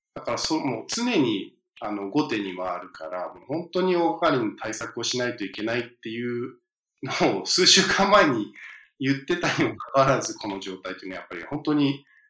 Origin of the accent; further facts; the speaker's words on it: the American South, United States; now in New York, United States; 僕、南部に住んでたと、まあ、幼少期って南部に住んで